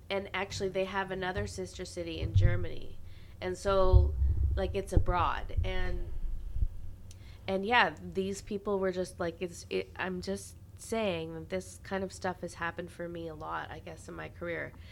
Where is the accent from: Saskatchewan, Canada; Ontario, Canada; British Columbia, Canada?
Ontario, Canada; Carleton Place; Franklin, Tennessee is the sister city of my hometown, Carlton Place, Ontario